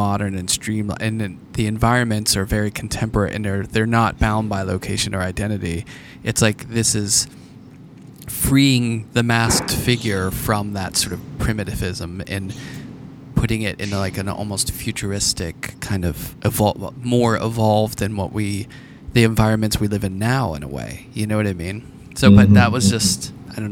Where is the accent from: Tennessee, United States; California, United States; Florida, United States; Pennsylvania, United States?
Pennsylvania, United States; Pittsburgh; I grew up in Pittsburgh, and Andy Warhol was just kind of, it was always around